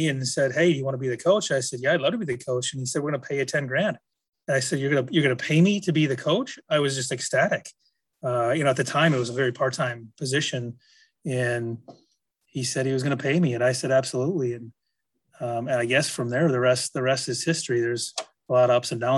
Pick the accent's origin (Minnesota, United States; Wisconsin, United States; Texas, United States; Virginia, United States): Wisconsin, United States; Manitowoc; I grew up in Manitowoc, Wisconsin, about an hour north of Milwaukee.